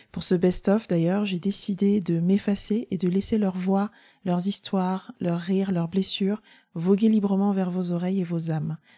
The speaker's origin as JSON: {"language": "French", "country": "France", "said": "quelle que soit la manière dont je suis traitée ici, je suis française."}